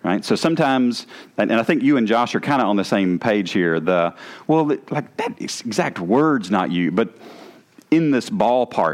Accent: the South, United States; accent: southern; my southern accent

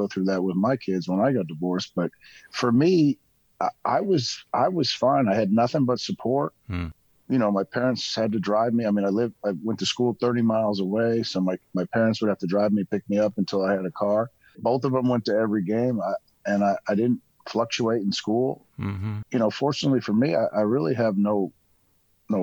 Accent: Connecticut, United States; also born or lived in Boston, Massachusetts; I was born in Boston, and then we moved to Connecticut when I was two. So I pretty much grew up in Connecticut my whole life.

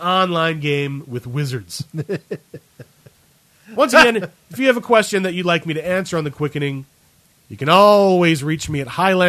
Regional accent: Cleveland, Ohio, United States; I am from Cleveland

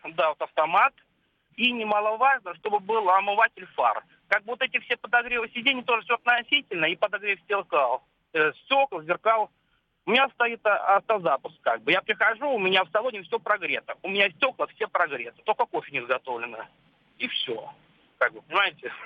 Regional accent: Yekaterinburg, Sverdlovsk Oblast, Russia; я сам э, из Екатеринбурга

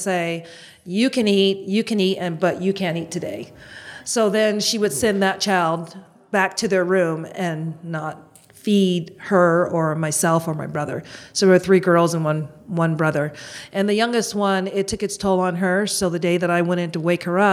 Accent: Boston, Massachusetts, United States; I'm born and raised in Boston.

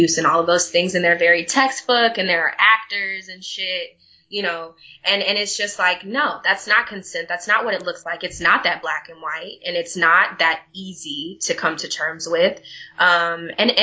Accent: Texas, United States; moved away; In my hometown, actually, I was the president of student council, and I remember begging, going before the school board and begging them to have a safe sex fact week, because we had the highest rate of, I believe it was chlamydia or syphilis, in the state of Texas

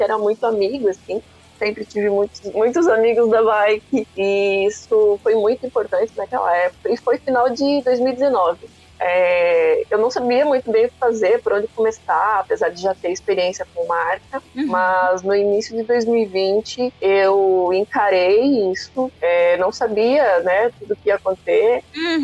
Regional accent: Chapecó, Santa Catarina, Brazil; now in Blumenau, Brazil; eu sou natural de Chapecó. Morava lá no oeste do estado de Santa Catarina

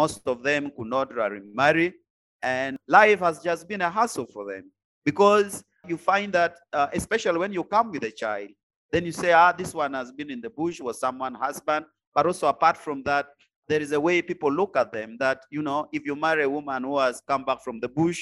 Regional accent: Gulu, Northern Region, Uganda; also born or lived in Lalogi; I am from Gulu

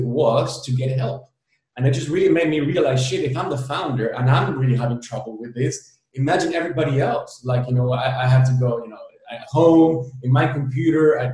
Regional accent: Berlin, Germany; moved away as an adult; also born or lived in El Salvador / Amsterdam; now in Barcelona, Spain; I was born in El Salvador. I was raised in Berlin.

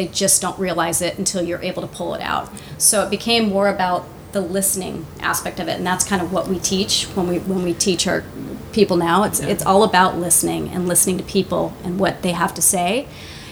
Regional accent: La Jolla, California, United States; I'm from La Jolla. I grew up in La Jolla

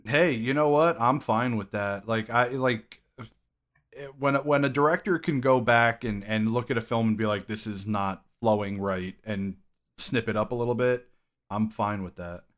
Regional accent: Connecticut, United States; Connecticut is known for our Hispanic population

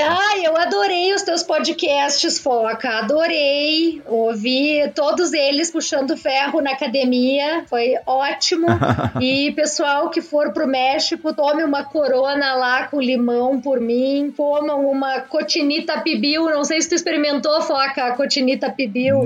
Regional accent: Jaguarão, Rio Grande do Sul, Brazil; also born or lived in Porto Alegre; Jaguarão, que é a minha cidade natal

